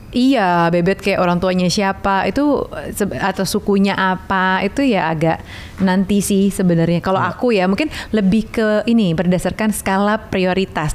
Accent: Java, Indonesia; aku orang Jawa

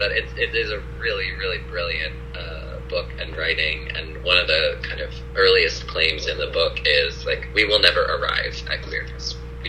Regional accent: the South, United States; And, you know, I mentioned I grew up in the South, and I'm sure it's semi-universal, but also probably, you know, totally cultural.

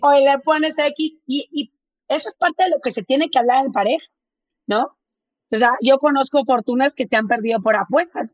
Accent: Monterrey, Nuevo León, Mexico; accent: medio golpeado; yo soy de Monterrey. Entonces, si hablo medio golpeado, no es que esté enojada

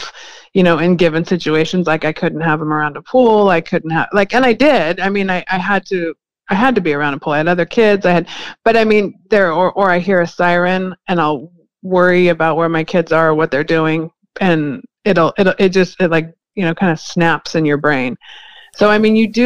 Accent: California, United States; I was born in California

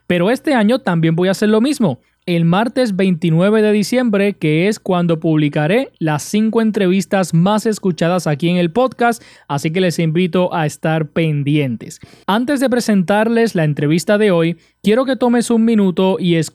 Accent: Arecibo, Puerto Rico; Somos del pueblo de Arecibo.

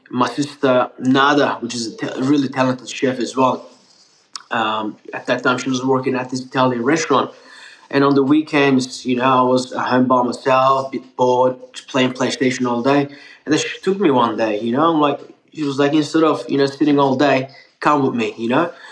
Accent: Melbourne, Victoria, Australia; English is a second language; also born or lived in Turkey; I, I was born in Turkey, born there and pretty much raised in Australia. I came in in Australia, Melbourne, 2004, with my two sisters. Um, and at that time, I was 14, turning 15 years old. Um, didn't know a single word of English

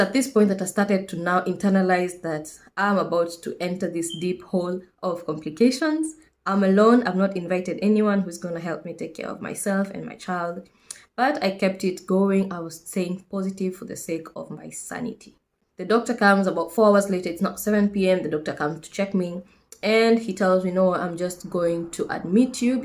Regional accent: Kenya; moved away as an adult; now in United Kingdom; I am a Kenyan nurse currently based in the UK

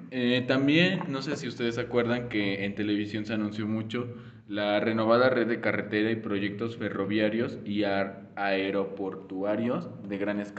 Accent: Mexico

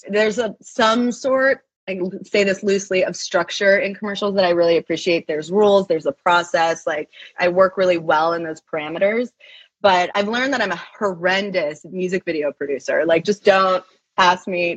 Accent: Maine, United States; moved away as an adult; also born or lived in Boston, Massachusetts; now in California, United States; I grew up in Maine. Shout out to the 207. I grew up in Maine and then went to college in Boston.

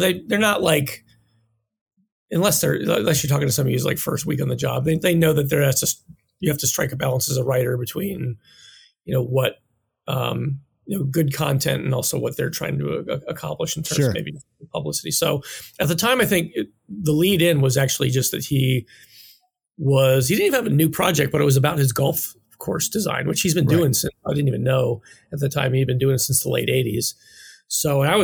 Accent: Pennsylvania, United States; moved away; also born or lived in Chicago; I grew up in Pennsylvania, which is a really hard state to wrestle

